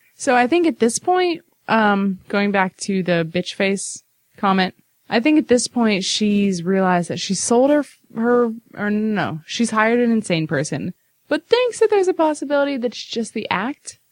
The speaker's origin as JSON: {"language": "English", "region": "Midwest", "country": "United States", "said": "I'm a Midwesterner"}